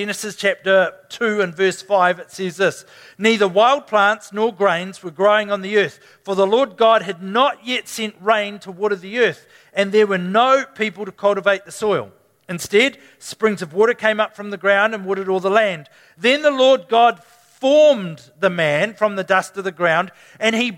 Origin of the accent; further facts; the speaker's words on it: New Zealand; Can't even do that as a Kiwi.